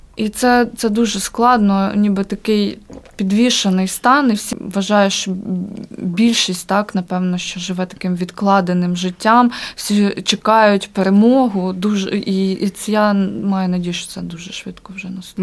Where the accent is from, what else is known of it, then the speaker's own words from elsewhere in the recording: Ukraine; moved away as an adult; also born or lived in Kyiv; now in Riga, Latvia; ми українці, ми дуже сильна нація